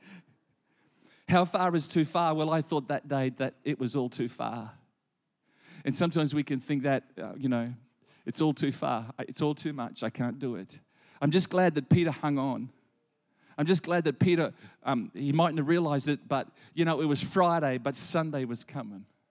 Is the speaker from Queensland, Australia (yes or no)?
yes; Gympie, Queensland, Australia; also born or lived in Gladstone; as a boy of eleven, and I grew up in Gympie